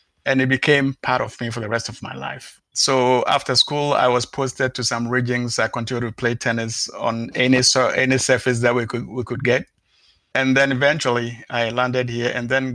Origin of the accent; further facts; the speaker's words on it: Ghana; moved away; originally I come from Ghana, so I visit the place back almost like twice a year